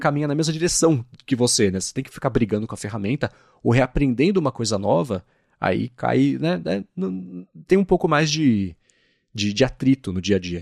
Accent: São Paulo, Brazil; sou de São Paulo

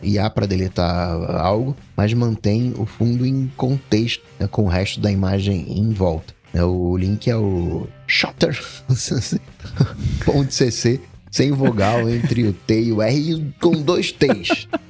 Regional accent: Rio de Janeiro, Brazil; Aí eu sou carioca

